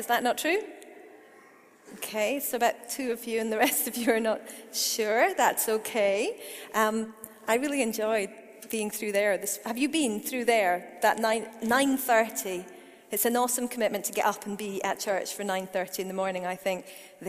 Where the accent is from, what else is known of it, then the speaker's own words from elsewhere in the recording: Perth, Scotland, United Kingdom; I grew up in Perth. I'm actually Scottish. I know I don't have a completely Scottish accent. There's a story to that. But I am totally Scottish.